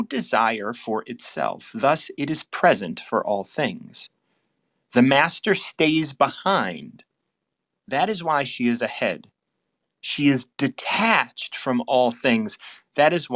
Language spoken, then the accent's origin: English; United States; I'm from the States